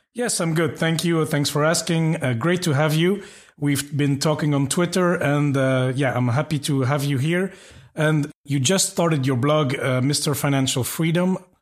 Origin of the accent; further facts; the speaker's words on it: Belgium; moved away; I'm from Belgium. I've lived a bit around